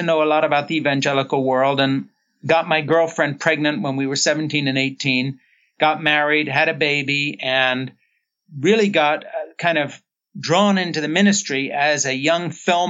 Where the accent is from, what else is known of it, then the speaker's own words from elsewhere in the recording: Switzerland; born there; I was born in Switzerland in 1952 to two missionary parents who had come over at the end of the Second World War to work with kids in bombed out cities.